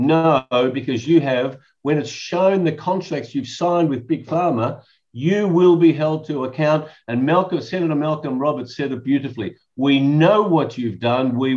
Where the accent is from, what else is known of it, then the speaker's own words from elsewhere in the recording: Melbourne, Victoria, Australia; Yes, I was I was born in Melbourne many years ago. In fact, I'll be 70 in October. And so I was born in 1952.